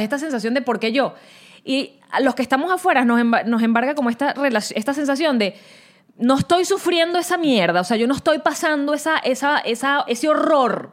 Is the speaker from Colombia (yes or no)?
no; Venezuela; moved away; yo soy venezolana